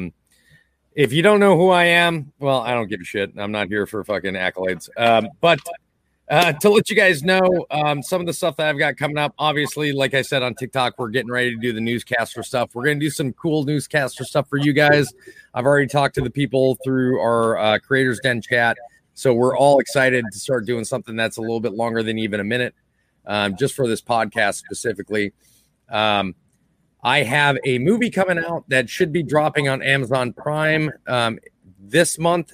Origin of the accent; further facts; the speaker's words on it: Lillington, North Carolina, United States; I'm from Lillington